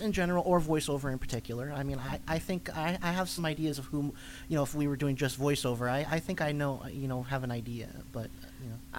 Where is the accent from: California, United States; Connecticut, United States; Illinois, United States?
Illinois, United States; Chicago; That used to be my home convention because I'm from Chicago.